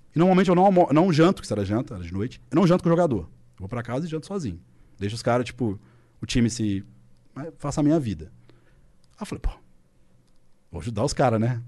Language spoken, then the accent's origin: Portuguese; Belo Horizonte, Minas Gerais, Brazil; Tem a U F M G, que é em B H, minha cidade natal, meus pais, meus amigos